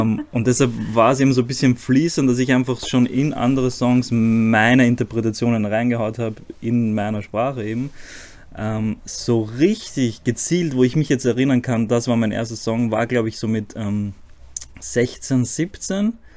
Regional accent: Zagreb, City of Zagreb, Croatia; German is a second language; now in Vienna, Austria; ich bin in Kroatien geboren, in Zagreb

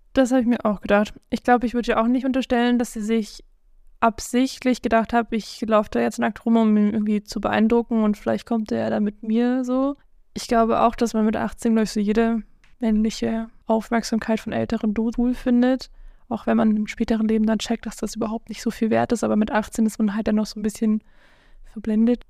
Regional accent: South Africa; ich bin südafrikanisch

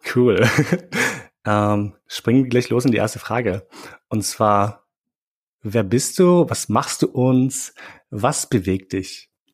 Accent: Austria; ich bin in Österreich aufgewachsen

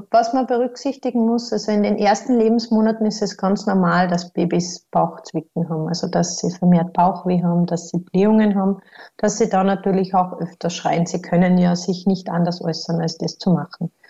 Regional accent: Austria; Aber bei uns in Österreich kommt man eben auf den Konsensus

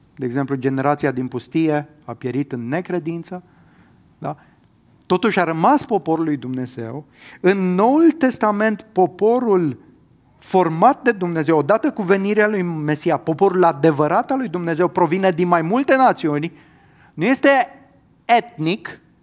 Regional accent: Romania; eu, în calitate de cetățean român, da? eu pot spune că m-am născut în România, că am cetățenia română

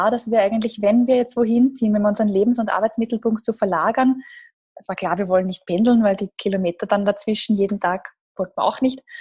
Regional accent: Gedersdorf, Lower Austria, Austria; Ich bin in, einem, ja, in Gedersdorf groß geworden. Das ist eine kleine Gemeinde in der Nähe von Krems an der Donau.

